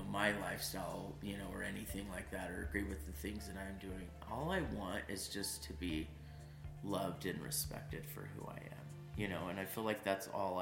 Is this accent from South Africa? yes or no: no; California, United States; I grew up in California